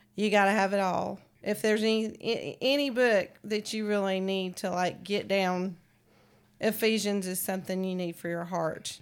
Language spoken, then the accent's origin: English; San Francisco, California, United States; moved away; I grew up in San Francisco where it's, was the gay capital of the world